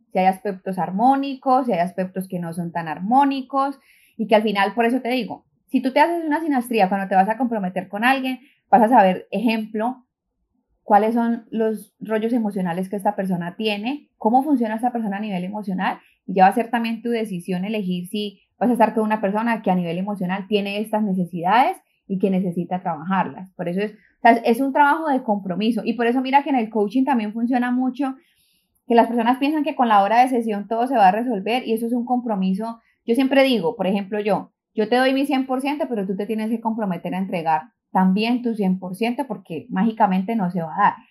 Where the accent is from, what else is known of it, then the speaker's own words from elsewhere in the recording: Colombia; moved away as an adult; now in New York, United States; soy de Colombia, llevo ocho años viviendo en New York